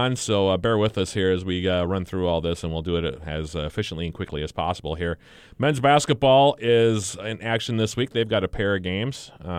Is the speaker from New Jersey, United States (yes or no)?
no; Minneapolis, Minnesota, United States; I grew up in Minneapolis